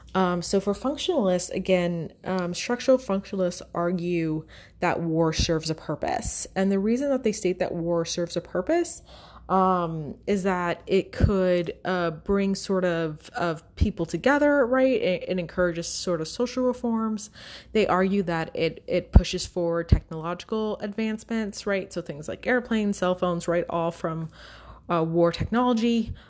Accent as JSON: {"language": "English", "country": "United States"}